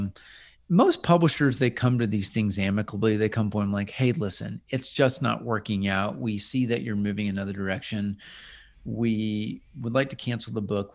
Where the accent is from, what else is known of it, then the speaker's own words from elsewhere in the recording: Midwest, United States; moved away as an adult; now in Nashville, United States; I'm the token other Midwesterner